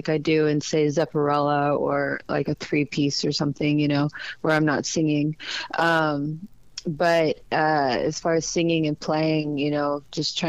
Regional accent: Dallas, Texas, United States; moved away; I'm from Dallas, so I understand, you know, the South. I think I'm, you know, when I was in Texas, I was the South

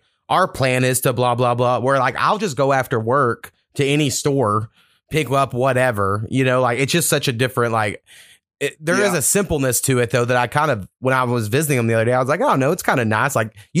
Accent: Waurika, Oklahoma, United States; moved away as an adult; I grew up in Warika, is my hometown

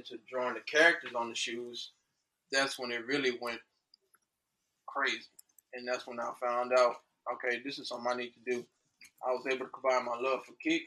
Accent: Houston, Texas, United States; also born or lived in Angleton, Texas; I'm from Houston, Texas. Went to school in Houston up to my junior high years. Relocated to Angleton in around 2006. Did my high school years there.

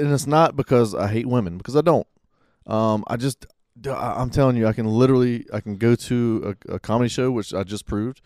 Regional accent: Pensacola, Florida, United States; now in Monroe, United States; I'm from Pensacola.

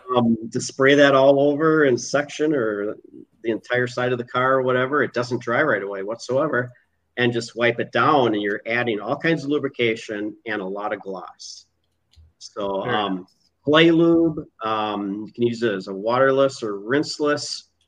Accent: Minnesota, United States; moved away; I'm originally from Minnesota

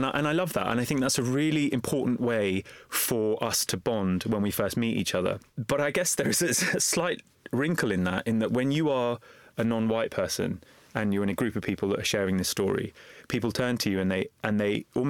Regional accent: London, United Kingdom; The book opens with me as a young boy growing up in East London, in Walthamstow. I was raised in a council house and I was raised in a very religiously conservative family.

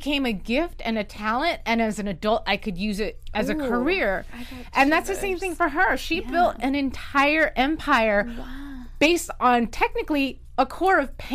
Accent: North Carolina, United States; I grew up in North Carolina

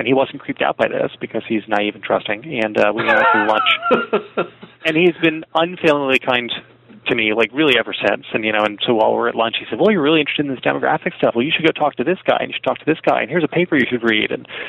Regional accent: Morristown, New Jersey, United States; I am a South Jersey boy, born and bred. I grew up in Morristown, New Jersey.

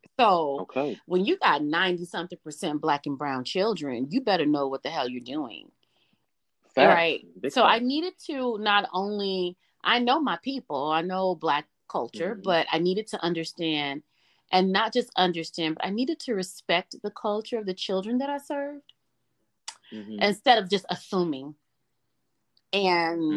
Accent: Memphis, Tennessee, United States; As a young lady growing up in the South, I grew up in Memphis, Tennessee.

